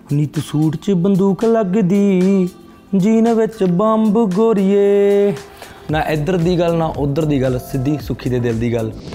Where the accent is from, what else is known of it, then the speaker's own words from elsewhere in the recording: Garhshankar, Punjab, India; moved away; ਮੈਂ ਗੜਸ਼ੰਕਰ ਤੋਂ ਬਿਲੋਂਗ ਕਰਦਾ ਉਹ ਮੇਰਾ ਘਰ ਹੀ